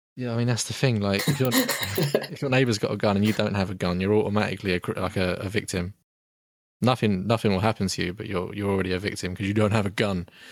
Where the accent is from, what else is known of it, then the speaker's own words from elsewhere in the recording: United Kingdom; we're both British